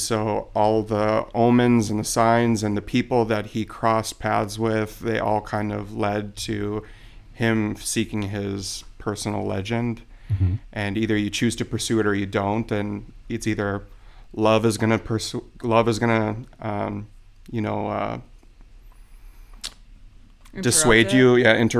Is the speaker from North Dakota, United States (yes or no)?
yes; Jamestown, North Dakota, United States; also born or lived in Wichita, Kansas; now in Anoka, United States; I was born in Wichita, Kansas. So and I was raised in Jamestown, North Dakota.